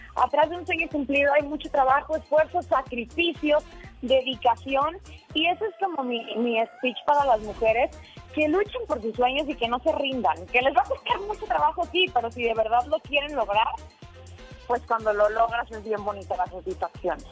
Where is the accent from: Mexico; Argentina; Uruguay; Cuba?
Mexico; Culiacán, Sinaloa; moved away as an adult; now in Mexico City, Mexico; soy sinaloense y hace, te cuento, hace 10 años me vine acá a la Ciudad de México